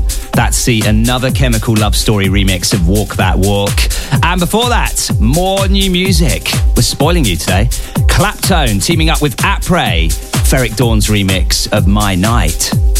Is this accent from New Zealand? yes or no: no; Norwich, East of England, United Kingdom; he's from my hometown as well. So Nathan Roberts, no relation, from Norwich